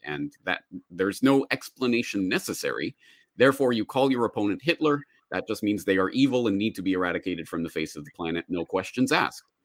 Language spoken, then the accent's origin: English; Calgary, Alberta, Canada; moved away as an adult; also born or lived in Dublin, Ireland; now in Japan; I am a Canadian. I was born and raised in Calgary, Alberta, Canada, and I spent m, my entire childhood there, grew up there